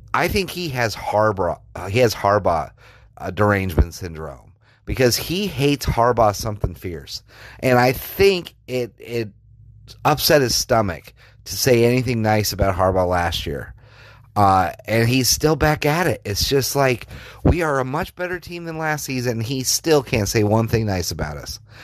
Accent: Colorado, United States; I grew up in Colorado

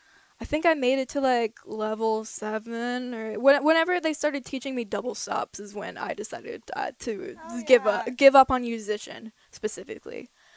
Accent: Minneapolis, Minnesota, United States; moved away; The Minnesotan just bringing it with me.

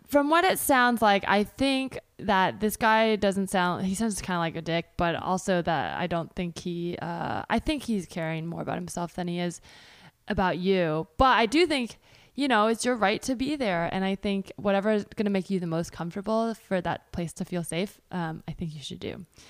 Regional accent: California, United States; I grew up in California

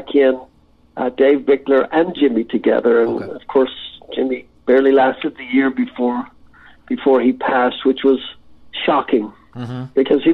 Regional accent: Ireland; I'm an Irish lad, you know, came from nothing

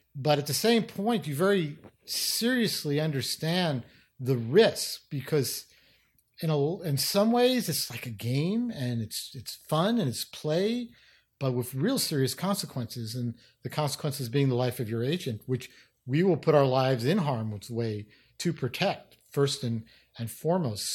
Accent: New York City, New York, United States; I grew up in New York City, in the Bronx, actually

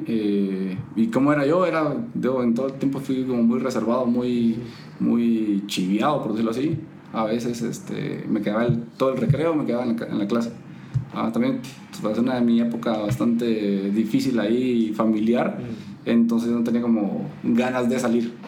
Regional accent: Puerto Barrios, Izabal, Guatemala; yo nací en, en Izabal, en Puerto Barrios, en Izabal

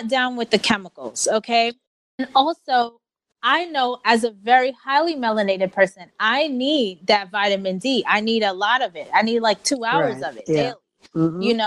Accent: New York, United States; I grew up in New York in Queens

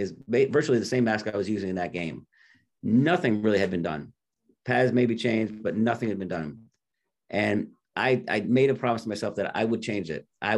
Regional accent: Orange, Connecticut, United States; born and raised in Connecticut, New Haven County, right outside New Haven, a little town called Orange

